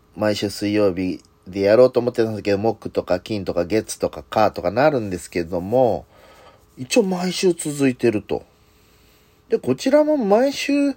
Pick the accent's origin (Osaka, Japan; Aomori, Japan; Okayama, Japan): Osaka, Japan; Hirakata; 地元枚方市